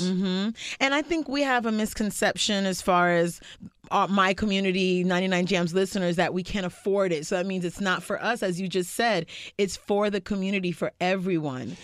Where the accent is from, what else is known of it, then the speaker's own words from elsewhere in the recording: North Miami, Florida, United States; I grew up in North Miami